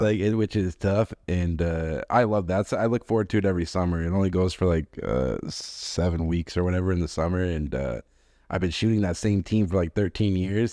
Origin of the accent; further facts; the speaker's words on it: Boston, Massachusetts, United States; I grew up in Boston.